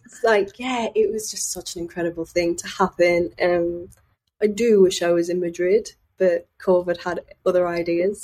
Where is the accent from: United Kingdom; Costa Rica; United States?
United Kingdom; Sunderland, North East England; I'm from Sunderland